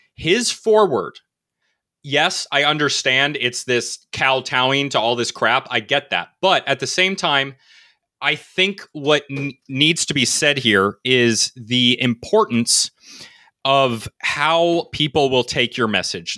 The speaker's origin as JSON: {"language": "English", "region": "Connecticut", "country": "United States", "tie": "born or raised there", "also_born_or_lived": "North Carolina", "said": "I'm from New England. I'm from Connecticut. I spent about a little bit of my life in North Carolina."}